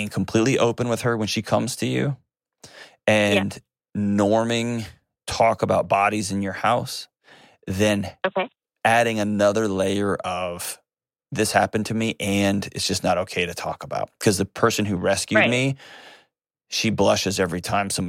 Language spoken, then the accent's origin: English; Nashville, Tennessee, United States; my hometown, Nashville, Tennessee.